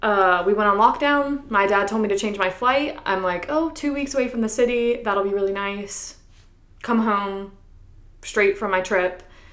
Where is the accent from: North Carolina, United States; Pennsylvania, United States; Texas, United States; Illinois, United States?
North Carolina, United States; New Bern; also born or lived in New York; now in Raleigh, United States; I was living with my parents in New Bern, my hometown.